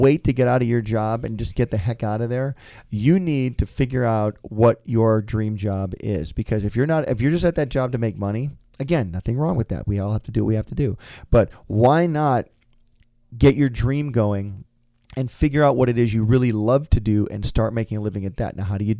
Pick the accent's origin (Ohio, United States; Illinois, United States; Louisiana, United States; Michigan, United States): Michigan, United States; little did I know when I came to CalArts from Michigan, all I did was hang out with animators for 3 years at school.